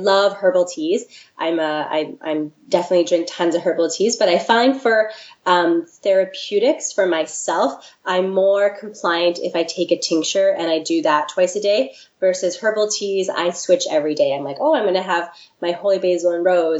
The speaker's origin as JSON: {"language": "English", "region": "the Prairies", "country": "Canada", "moved": "yes", "lives_now": "Victoria, Canada", "said": "I'm not from Victoria originally. I'm actually from the prairies."}